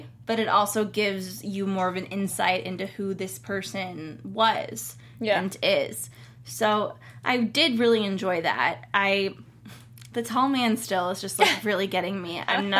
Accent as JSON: {"language": "English", "town": "Cleveland", "region": "Ohio", "country": "United States", "said": "I'm from Cleveland."}